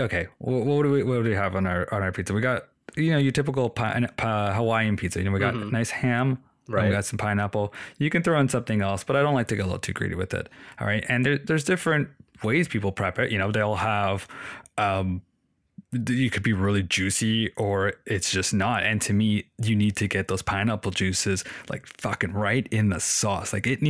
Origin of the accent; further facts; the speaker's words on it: Toronto, Ontario, Canada; Oh, and for people listening, we're from Toronto. Being a Toronto boy